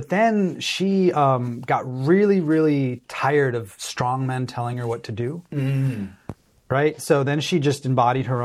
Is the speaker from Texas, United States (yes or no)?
yes; Texas, United States; now in California, United States; I did. I grew up in Texas. I spent most of my life in California.